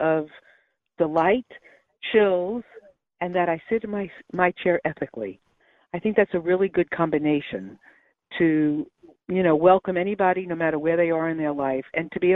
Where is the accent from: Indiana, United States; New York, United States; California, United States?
New York, United States; New York City; moved away as an adult; also born or lived in Brooklyn, New York / Syracuse, New York / Manhattan, New York; now in North Carolina, United States; born in Brooklyn, New York, and I was raised in Queens